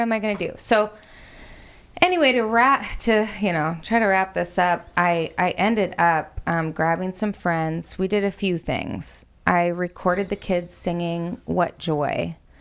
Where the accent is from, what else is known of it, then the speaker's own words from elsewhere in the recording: United States; I'm white and I'm American